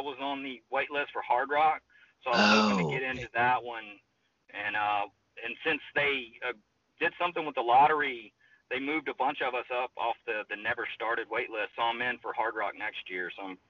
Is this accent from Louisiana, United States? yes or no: yes; New Orleans, Louisiana, United States; I'm from New Orleans.